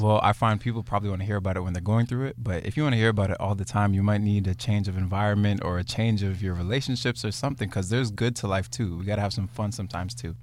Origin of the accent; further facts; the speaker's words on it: Brampton, Ontario, Canada; I'm from Brampton. I'm coming from Brampton today